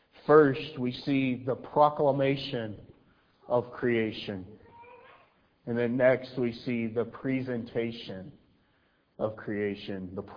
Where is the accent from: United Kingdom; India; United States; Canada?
United States; Alabama; I'm from Alabama. You may not be able to tell because I've masked my accent, but I can be Southern.